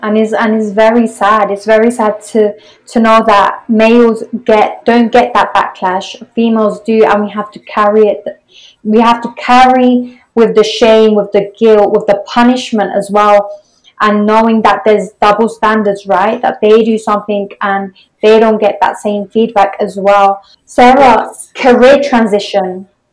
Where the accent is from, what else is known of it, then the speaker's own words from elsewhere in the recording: England, United Kingdom; I'm from England.